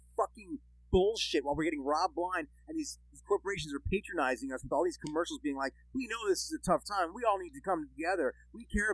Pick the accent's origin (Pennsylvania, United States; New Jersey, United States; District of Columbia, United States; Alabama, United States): New Jersey, United States; moved away; also born or lived in Michigan; I'm not from the Midwest, I'm from Jersey